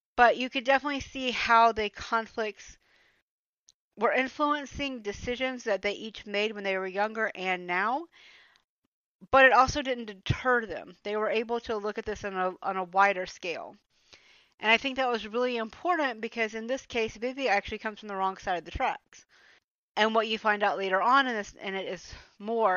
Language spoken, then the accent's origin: English; Atlanta, Georgia, United States; moved away as an adult; now in Germany; I am actually from Georgia. I grew up in metro Atlanta